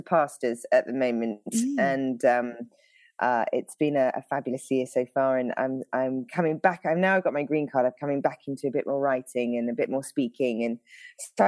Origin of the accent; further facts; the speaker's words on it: United Kingdom; now in Northern California, United States; the accent throws everyone off. So I'm British originally